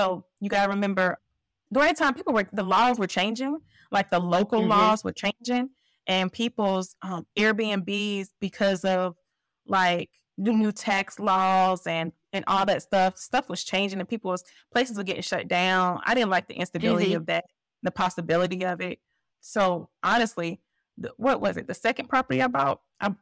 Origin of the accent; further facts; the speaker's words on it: Columbus, Georgia, United States; my hometown, Columbus, Georgia.